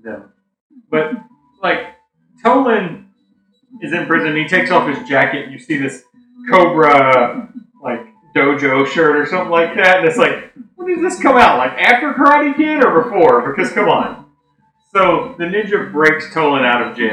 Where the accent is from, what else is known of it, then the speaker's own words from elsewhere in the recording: Tennessee, United States; now in Missouri, United States; we're from Tennessee